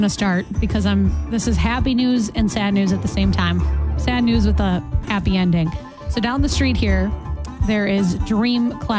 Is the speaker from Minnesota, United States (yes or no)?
yes; Shoreview, Minnesota, United States; I grew up in Shoreview.